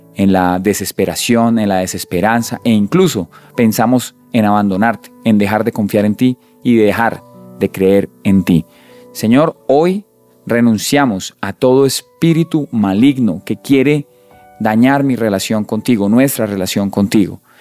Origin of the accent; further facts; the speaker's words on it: Colombia; nosotros como colombianos acá hemos crecido con un montón de dichos, de refranes